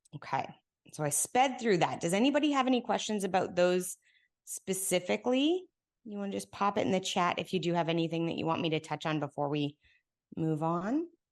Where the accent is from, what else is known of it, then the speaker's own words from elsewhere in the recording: Canada; moved away as an adult; now in Texas, United States; I've been here now in Texas for ten years, but I'm Canadian